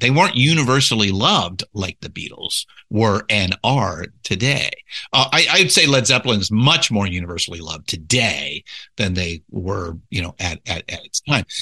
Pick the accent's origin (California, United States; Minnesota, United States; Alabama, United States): California, United States; Southern; I was born and raised in Southern California